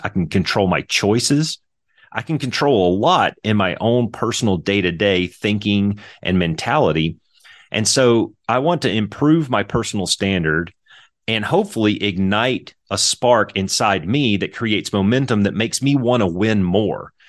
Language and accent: English; Lake Providence, Louisiana, United States; I was north and east of Monroe in a little town called Lake Providence